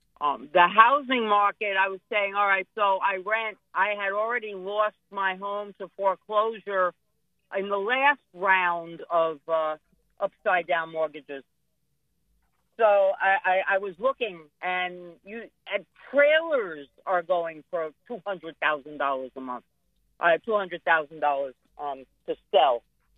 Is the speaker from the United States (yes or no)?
yes; New York, United States; now in Florida, United States; No. I came from New York originally. But it's been over 20 years. But now my family is here.